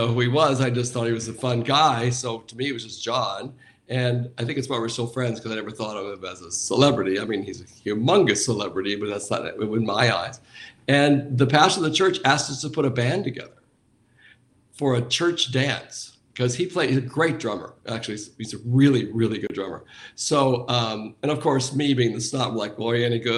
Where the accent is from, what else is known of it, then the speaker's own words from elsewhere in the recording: Anaheim, California, United States; I grew up near Disneyland, so this was in Anaheim.